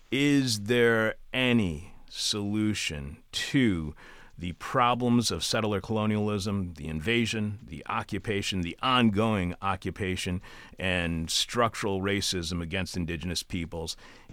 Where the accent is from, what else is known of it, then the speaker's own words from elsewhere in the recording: East Detroit, Michigan, United States; I was born and raised in Michigan, born in Detroit, raised in East Detroit.